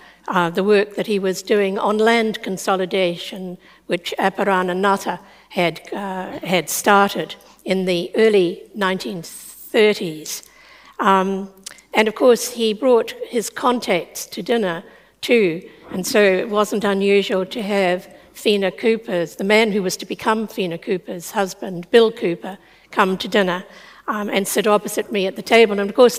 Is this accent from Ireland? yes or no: no; Auckland, New Zealand; in the 1950s and 60s, I grew up in Ponsonby.